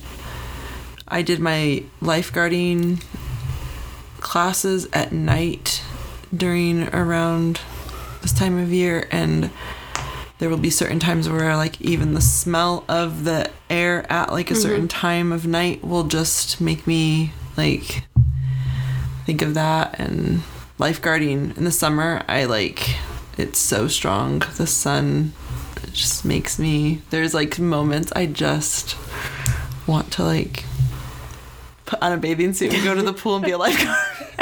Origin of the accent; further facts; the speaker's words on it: Arizona, United States; I grew up in Arizona